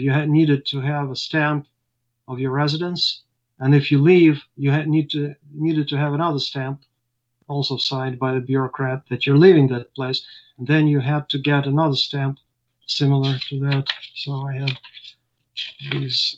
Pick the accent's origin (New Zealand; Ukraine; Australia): Ukraine; moved away as an adult; now in United States; And I lived in Ukraine. I was born in Ukraine